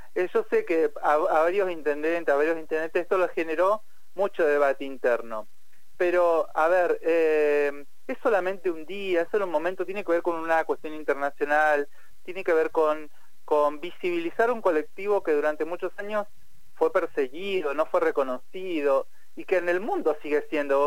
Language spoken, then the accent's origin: Spanish; Argentina; en Argentina siempre decimos que más ESI